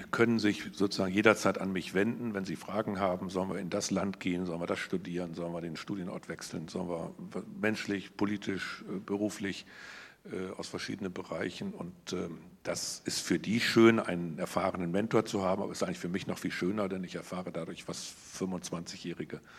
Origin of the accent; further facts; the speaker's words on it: Osnabrück, Lower Saxony, Germany; hier in meiner Heimatstadt Osnabrück